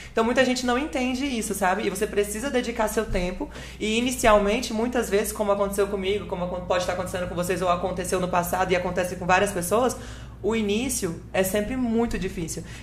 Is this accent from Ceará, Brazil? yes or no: no; Espírito Santo, Brazil; born there; nasci lá, mas minha família toda, pai, mãe, tio, tia, prima, prima, iada, família toda, todo mundo nascido e criado em Aracaju. Eu sou a única ovelha negra que deu contração lá no Espírito Santo.